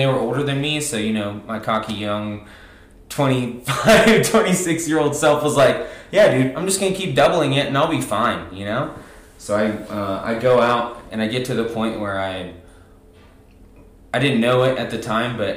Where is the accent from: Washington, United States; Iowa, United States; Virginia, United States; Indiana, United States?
Virginia, United States; moved away as an adult; also born or lived in Roanoke, Virginia; now in Cottonwood, Arizona, United States; I'm originally from Virginia